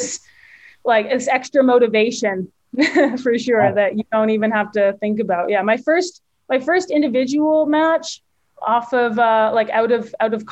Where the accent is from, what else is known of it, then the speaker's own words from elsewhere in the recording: Victoria, British Columbia, Canada; I'm from Victoria, and I grew up playing a lot of events in Vancouver